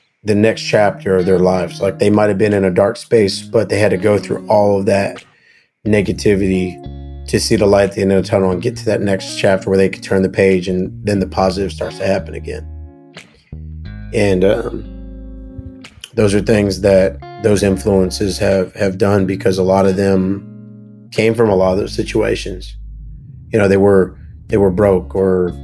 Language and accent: English; Sanford, Florida, United States; also born or lived in Nashville, Tennessee; we have a place in Florida in Sanford called The Barn in Sanford, which is like my hometown honky tonk spot